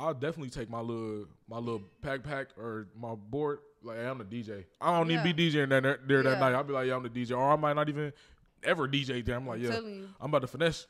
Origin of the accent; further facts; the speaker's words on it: Kansas City, Missouri, United States; moved away; when I say I'm from Kansas City, be like, oh, you from Kansas? No, I'm not from Kansas.